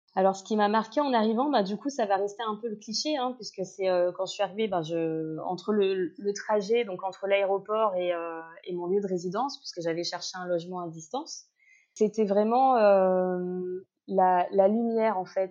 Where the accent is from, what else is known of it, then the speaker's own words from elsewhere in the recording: Réunion; accent: Réunionnais Creole; now in Seychelles; je leur euh, répondais en créole réunionnais